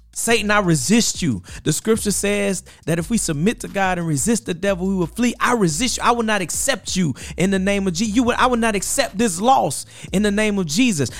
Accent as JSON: {"language": "English", "region": "Mississippi Gulf Coast", "country": "United States", "moved": "yes", "lives_now": "Birmingham, United States", "said": "Mississippi Gulf Coast area, New Orleans, my family is in that whole area"}